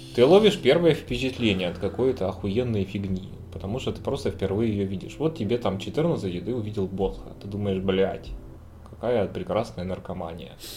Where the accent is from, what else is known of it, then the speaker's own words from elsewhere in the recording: the South, southern Russia, Russia; мы-то, южане